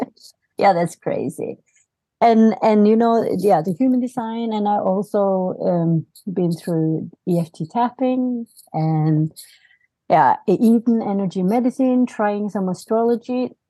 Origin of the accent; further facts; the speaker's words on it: Norway; also born or lived in South Korea; I live in Norway. I, I came from South Korea when I was, uh, five and a half months